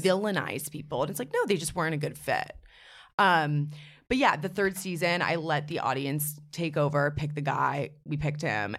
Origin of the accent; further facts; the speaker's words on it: New York City, New York, United States; I'm from New York City, born and raised.